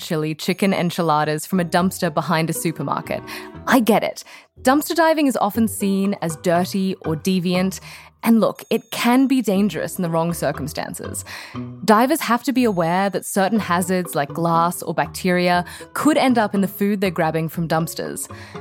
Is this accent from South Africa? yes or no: no; Sydney, New South Wales, Australia; moved away as an adult; now in Boston, United States; I produced a radio show in my hometown of Sydney, Australia